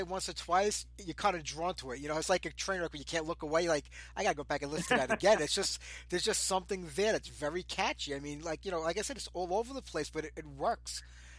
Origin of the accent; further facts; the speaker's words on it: New York City, New York, United States; Because I'm from New York myself, down in the city